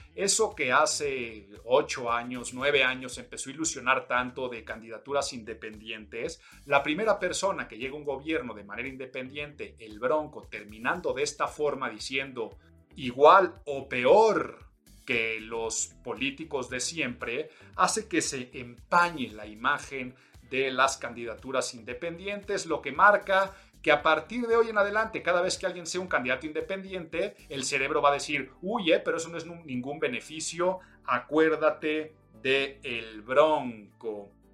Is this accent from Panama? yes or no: no; Mexico; soy mexicano